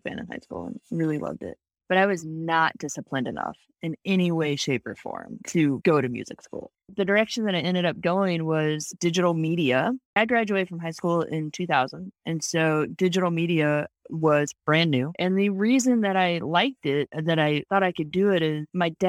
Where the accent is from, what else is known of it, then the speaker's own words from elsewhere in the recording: St. Louis, Missouri, United States; I grew up in St. Louis